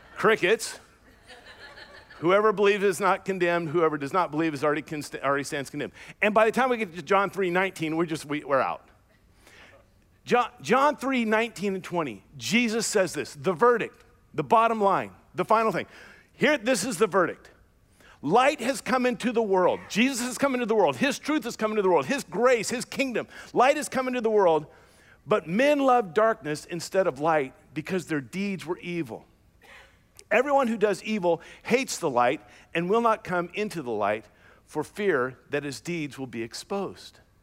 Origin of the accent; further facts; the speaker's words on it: Louisiana, United States; I was born and raised in the South, Louisiana, to be exact